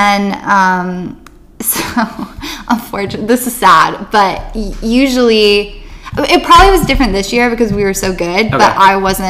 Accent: Texas, United States; moved away; I'm from Texas

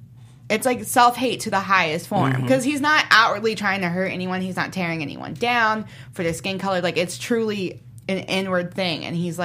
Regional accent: Jamaica; I'm Jamaican, and in Jamaica, colorism is a huge issue.

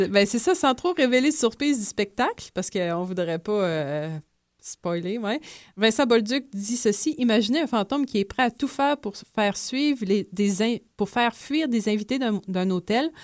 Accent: Pintendre, Quebec, Canada; also born or lived in Lévis; je viens de Pintan, mais maintenant, c'est le Grand Lévis

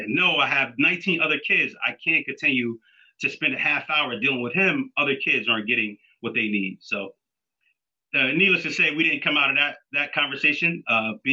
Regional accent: Wilmington, Delaware, United States; also born or lived in Philadelphia, Pennsylvania; I grew up in Wilmington, Delaware, but I was a police officer in Philadelphia

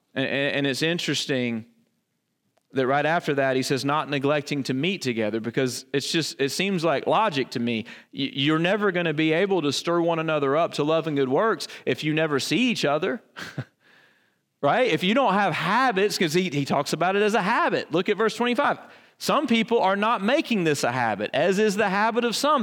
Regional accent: the Bible Belt, Southern United States, United States; I grew up in the Bible Belt

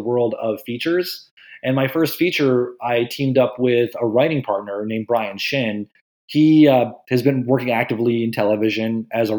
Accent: New Jersey, United States; I grew up in New Jersey

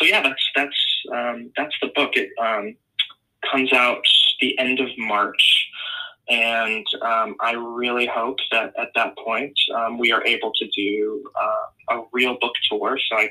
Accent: Newport, Rhode Island, United States; moved away as an adult; also born or lived in Portland, Oregon; I'm actually from Newport, Rhode Island

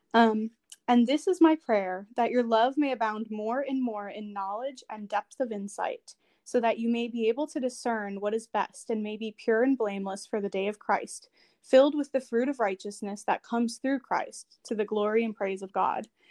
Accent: Chicago, Illinois, United States; also born or lived in San Jose, California / Nevada; now in Washington, D.C., United States; I am originally from Chicago, but I moved around a little bit

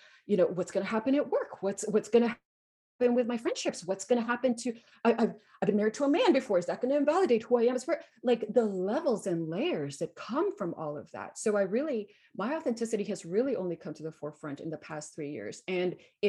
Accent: Guatemala; moved away as an adult; So I grew up in Guatemala. I was born and raised in Guatemala. So I lived there until I was 18.

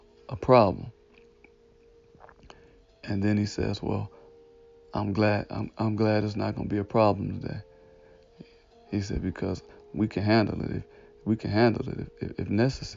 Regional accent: Detroit, Michigan, United States; I was born and raised in Detroit, Michigan, right around like 7 Mile, Losser, they say Lasher, but Losser area

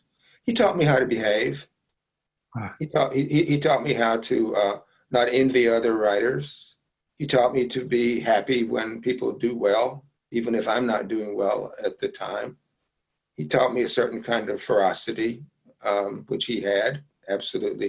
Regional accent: Jackson, Mississippi, United States; born or raised there

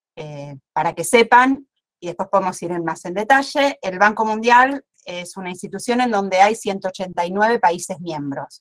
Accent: Argentina

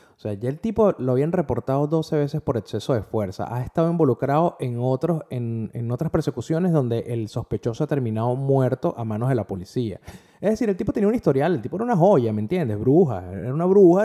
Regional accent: Venezuela; como venezolano

